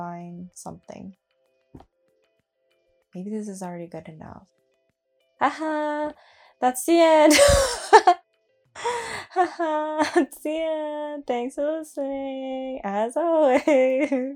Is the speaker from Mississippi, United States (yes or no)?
no; California, United States; my hometown as well, growing up, I definitely lived in the ghetto